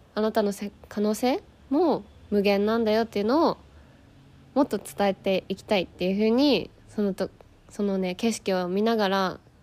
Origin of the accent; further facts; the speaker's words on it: Yokohama, Kanagawa, Japan; moved away as an adult; now in Spain; 私はあの日本で横浜出身なんですよだから都会育ち